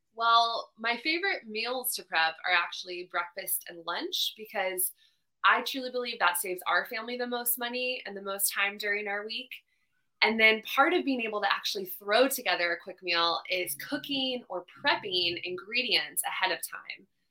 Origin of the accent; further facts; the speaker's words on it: Charlotte, North Carolina, United States; also born or lived in Los Angeles, California; I'm from Charlotte, North Carolina